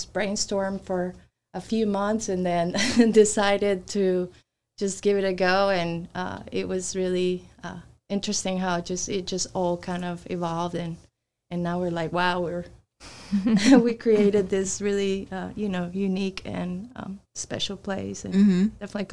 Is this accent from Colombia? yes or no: yes; Colombia; moved away; I'm originally from Colombia